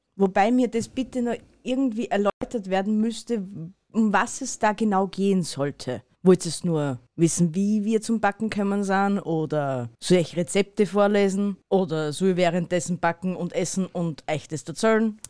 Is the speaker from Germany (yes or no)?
no; Austria; unseren Dialekt